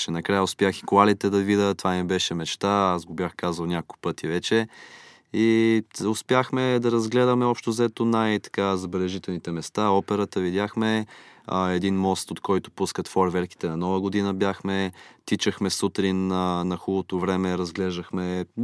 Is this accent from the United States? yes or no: yes; Miami, Florida, United States; born there; Аз съм роден в Штатите, в Майами все пак и района го познавам